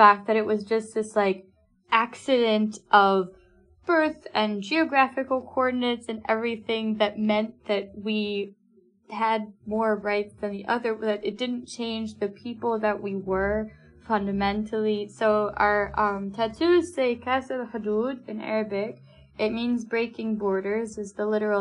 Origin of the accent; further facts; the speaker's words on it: United States; moved away as an adult; now in United Kingdom; I, as an American citizen